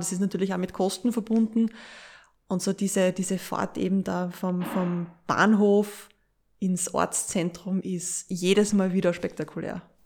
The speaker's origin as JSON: {"language": "German", "country": "Austria", "said": "bei uns in Österreich"}